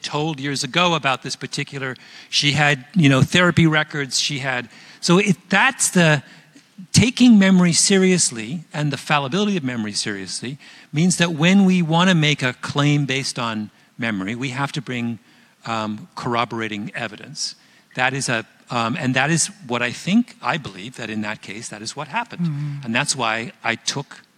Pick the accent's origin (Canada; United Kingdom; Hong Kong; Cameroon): Canada; I'm Canadian.